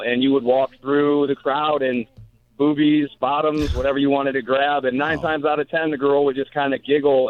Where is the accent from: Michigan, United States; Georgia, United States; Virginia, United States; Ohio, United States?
Ohio, United States; outside of Cleveland; I grew up outside of Cleveland